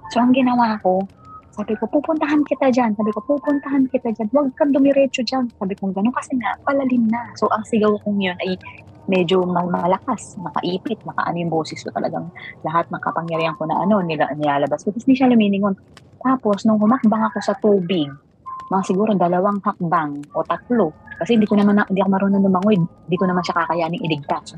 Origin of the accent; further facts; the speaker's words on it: Mindoro, Mimaropa, Philippines; ako taga Mindoro